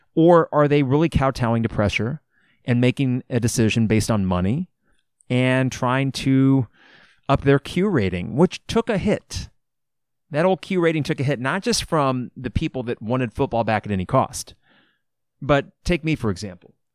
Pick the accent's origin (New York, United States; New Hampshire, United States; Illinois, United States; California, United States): Illinois, United States; Champaign; I grew up in Champaign, Urbana